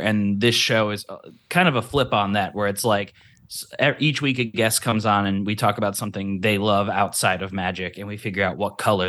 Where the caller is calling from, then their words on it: Los Angeles, California, United States; Hi, hello. … I'm calling from Los Angeles.